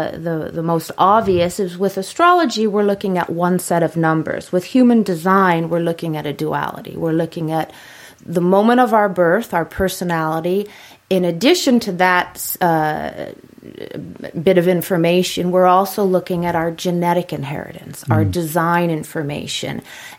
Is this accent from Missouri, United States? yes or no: no; New York City, New York, United States; It's been a long time, but once from New York, always from New York.